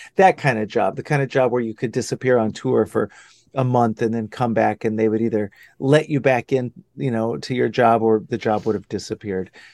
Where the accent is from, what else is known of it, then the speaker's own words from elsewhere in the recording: Dallas, Texas, United States; moved away as an adult; also born or lived in Austin, Texas / Los Angeles; now in Hudson Valley, United States; I grew up in Dallas. I grew up in, in old, good old Dallas.